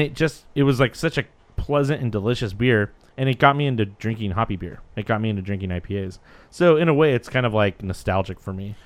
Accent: Santa Cruz, California, United States; I'm from Santa Cruz

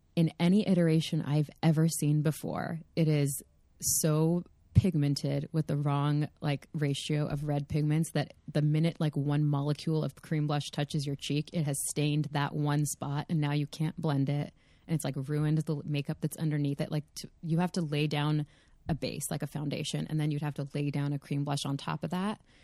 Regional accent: California, United States; also born or lived in Los Angeles; I did happen to be born and raised in California, you know, like, I did, I do happen to live in L A.

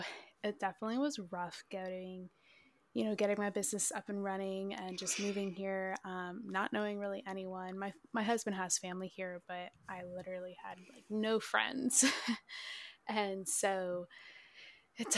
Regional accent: Minnesota, United States; So I'm actually originally from Minnesota. This was my like 17th move though.

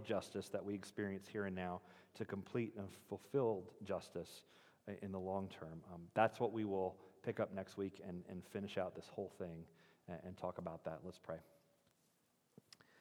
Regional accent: United States; we're American

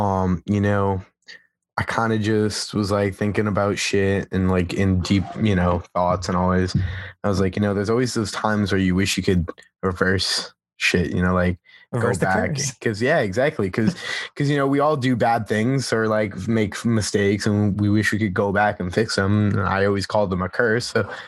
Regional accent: Massachusetts, United States; Massachusetts. Did I say that right? I sound like I had a lisp.

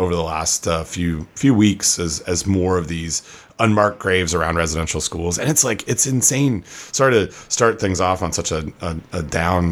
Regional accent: Canada; now in United States; as a Canadian

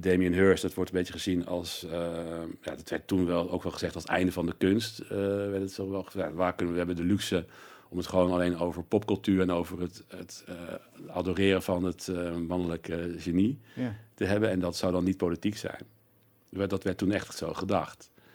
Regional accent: North Brabant, Netherlands; ik kom uit Brabant eh, eh, ook. En dus ik zag al vanaf jongs af aan eh, carnaval.

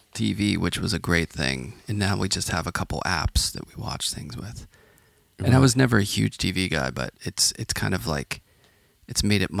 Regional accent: Pittsburgh, Pennsylvania, United States; now in New York City, United States; I grew up in Pittsburgh

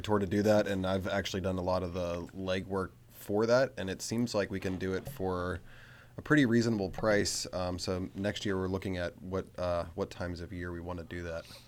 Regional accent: Frederick, Maryland, United States; I'm from Frederick

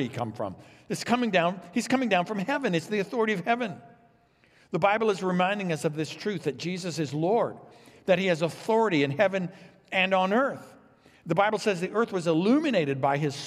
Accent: Illinois, United States; also born or lived in Texas; Vicki and I grew up here in Illinois, but we moved to Texas for seminary

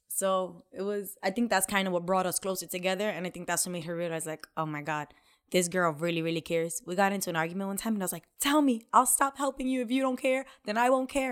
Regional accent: New York City, New York, United States; moved away; also born or lived in South Bronx, New York; We grew up in the complete opposite, the Lower East Side

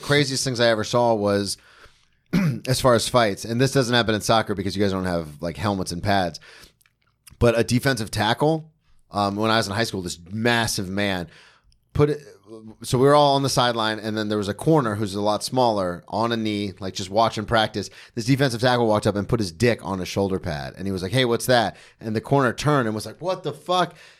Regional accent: outside Daytona, Florida, United States; now in New York, United States; I grew up outside Daytona

